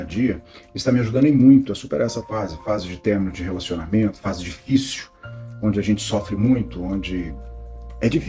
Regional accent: São Paulo, Brazil; tenho 43 anos, sou de São Paulo, capital, sou empresário.

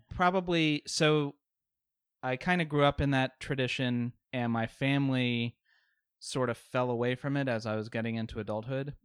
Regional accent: Richmond, Virginia, United States; also born or lived in Baltimore; I've lived in Richmond pretty much my whole life.

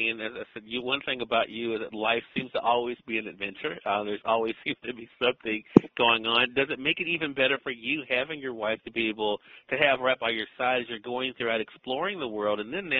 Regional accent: Mississippi, United States; as someone who's very proud of being a Southerner, I'm very proud of the fact that, you know, that I'm able to do the things that I do from the good old state of Mississippi.

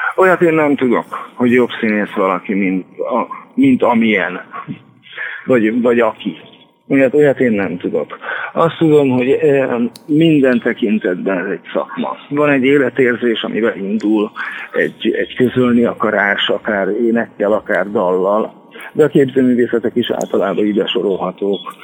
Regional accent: Kecskemét, Bács-Kiskun, Hungary; moved away as an adult; also born or lived in Zalaegerszeg, Hungary; now in Szeged, Hungary; kecskeméti születésű vagyok

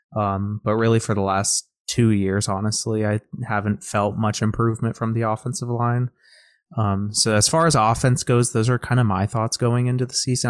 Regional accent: Georgia, United States; spent my whole life in Georgia

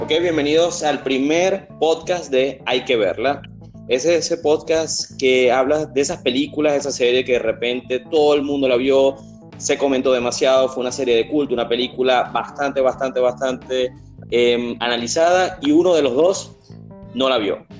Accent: Venezuela; yo soy venezolano.

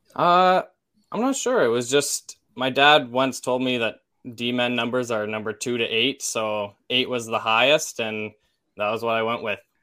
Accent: Olds, Alberta, Canada; I'm from Olds

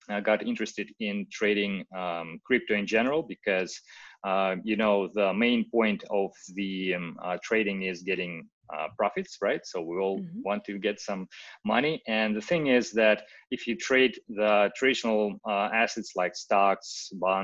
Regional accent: Russia; English is a second language; moved away as an adult; now in Okinawa, Japan; I'm from Russia. I live

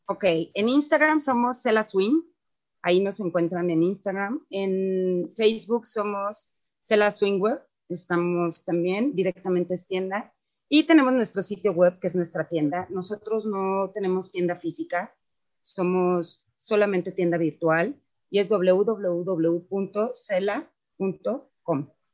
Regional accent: Mexico; todos, absolutamente todos los que participamos en CELA, somos mexicanos

